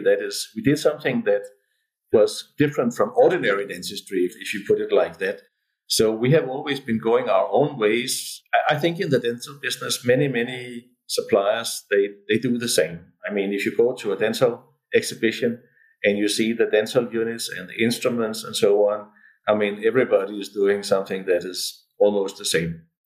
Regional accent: Denmark

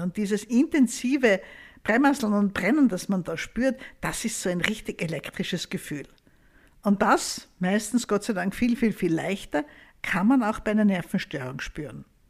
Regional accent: Austria; bei uns in Österreich

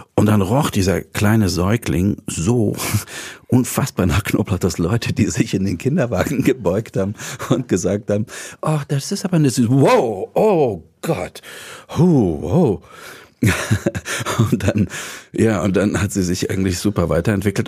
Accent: Dresden, Saxony, Germany; moved away; Also ich komme aus Dresden, ich bin in Dresden groß geworden

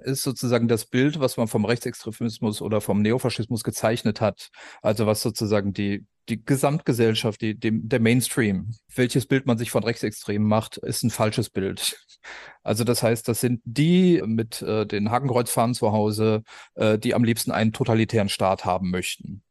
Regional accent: West Germany, Germany; in Westdeutschland, wo ich herkomme

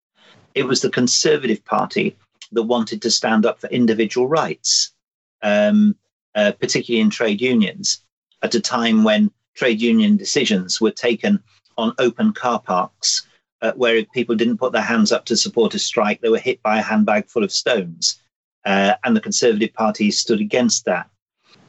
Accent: the North West, North West England, United Kingdom; I grew up in the Northwest.

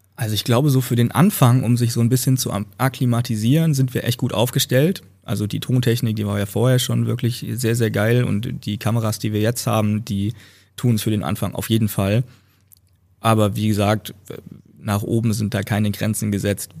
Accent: Northern Hesse, Germany; moved away; in meiner Heimat, in der Heimat meiner Freundin, also einmal Nordhessen

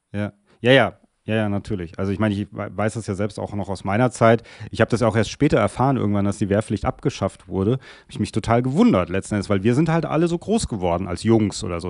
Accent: Germany; auch als Deutsche, was wir Deutsche ja nicht so gerne sind

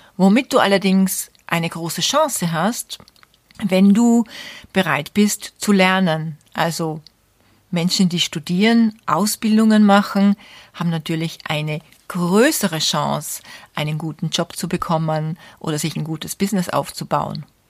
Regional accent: Austria; bei uns in Österreich

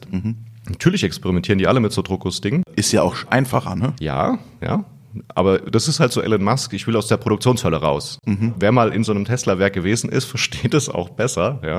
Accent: Odenwald, Germany; ich komme hier aus der Region und ich weiß auch, wie wichtig die Firma Bosch quasi hier immer gewesen ist.

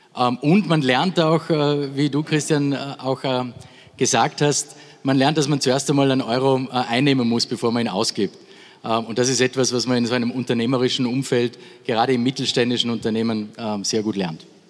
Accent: Austria; bei uns in Österreich

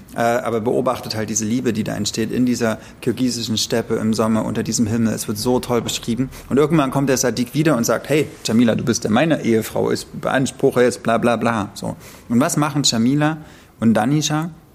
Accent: East Germany, Germany; weil ich bin ja im Osten aufgewachsen oder im Osten geboren, meine Eltern äh, sind in der DDR geboren, nee, ich auch

